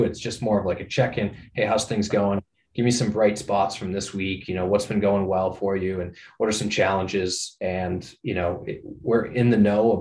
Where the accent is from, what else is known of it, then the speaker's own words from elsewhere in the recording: Norwood, Massachusetts, United States; also born or lived in Amherst, Massachusetts; I grew up in Norwood, not too far from Wrentham